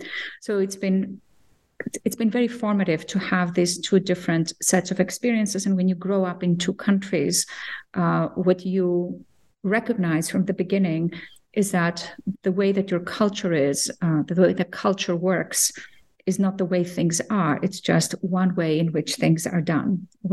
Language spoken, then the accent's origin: English; Cyprus; also born or lived in Athens, Greece; I grew up in a bicultural home and in two countries, between two countries. Cyprus, the Greek Cypriot part of Cyprus, which was divided in 1974, and Athens